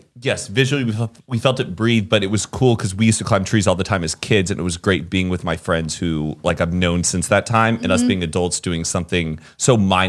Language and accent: English; Texas, United States; I'm from Texas.